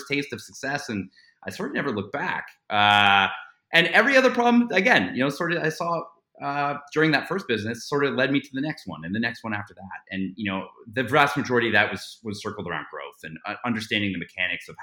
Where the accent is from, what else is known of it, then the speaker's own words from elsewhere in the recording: Toronto, Ontario, Canada; I grew up in Canada, I grew up in Toronto